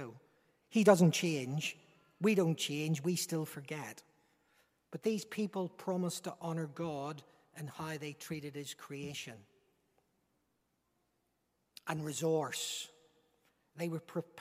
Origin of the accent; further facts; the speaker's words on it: Northern Ireland, United Kingdom; by my accent, you recognize I'm not an Englishman. I'm a Northern Irishman